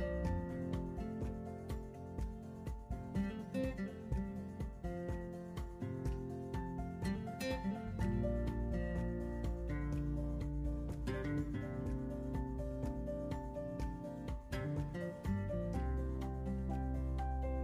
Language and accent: English; Bridgeport, Connecticut, United States; I grew up in Bridgeport